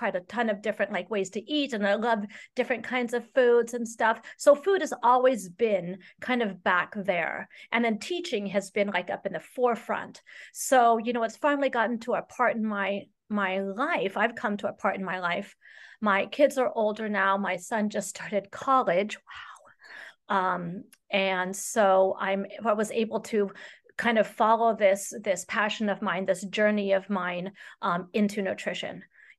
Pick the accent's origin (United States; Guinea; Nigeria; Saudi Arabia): Saudi Arabia; I was raised in Saudi Arabia, and my father worked for Lockheed Martin over there.